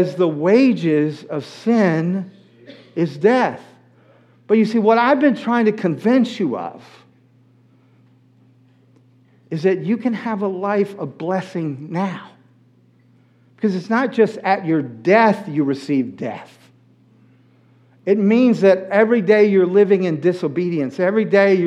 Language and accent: English; United States; I was born in the United States